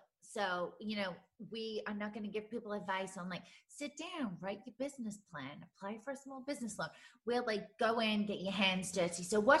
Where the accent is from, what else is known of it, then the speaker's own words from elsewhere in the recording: near Manchester, North West England, United Kingdom; moved away; I grew up in the north near Manchester.